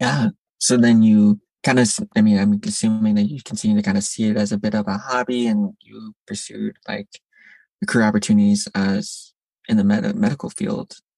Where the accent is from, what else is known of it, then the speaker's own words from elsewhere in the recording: Midwest, United States; now in New York, United States; I'm from the Midwest as well originally